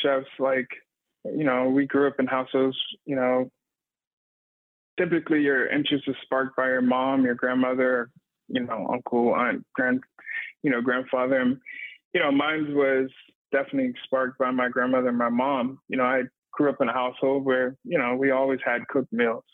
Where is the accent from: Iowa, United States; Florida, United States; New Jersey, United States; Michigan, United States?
Florida, United States; Miami; also born or lived in Atlanta, Georgia; now in Asheville, United States; growing up in Miami